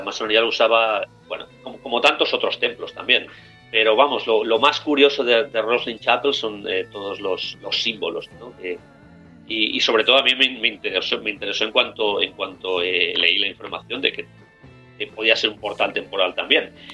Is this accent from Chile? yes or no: no; Spain; moved away as an adult; also born or lived in United States; now in Glasgow, United Kingdom; nací en España, hablo español más o menos bien, pero, realmente me siento mucho más escocés